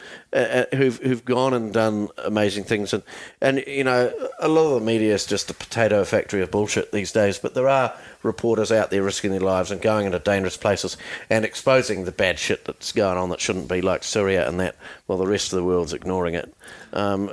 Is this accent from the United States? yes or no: no; New Zealand; we're from New Zealand